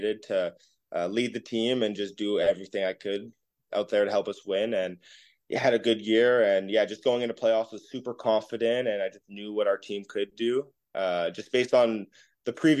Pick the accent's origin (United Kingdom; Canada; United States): Canada; as a Canadian